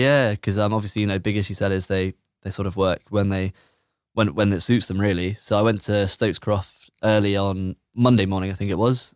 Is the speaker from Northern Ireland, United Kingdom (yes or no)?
no; Bristol, South West England, United Kingdom; I'm from Bedminster